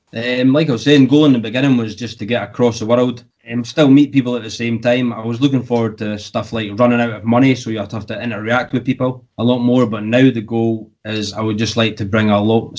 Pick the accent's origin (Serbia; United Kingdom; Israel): United Kingdom; the UK, my home country